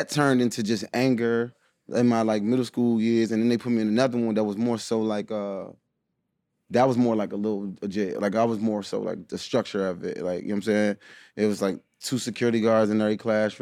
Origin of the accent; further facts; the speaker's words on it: DC / Maryland, United States; also born or lived in Washington, D.C. / Bladensburg, Maryland / Rockville, Maryland / Largo, Maryland; We lived in DC for a little bit. Then moved to Bladensburg. Then we moved to Rockville. And then we moved to Largo